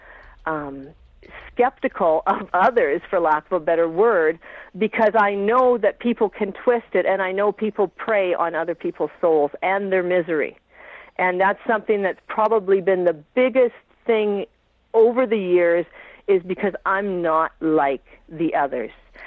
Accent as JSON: {"language": "English", "area": "Vancouver Island", "region": "British Columbia", "country": "Canada", "tie": "born or raised there", "moved": "yes", "lives_now": "Saskatchewan, Canada", "said": "I grew up on Vancouver Island"}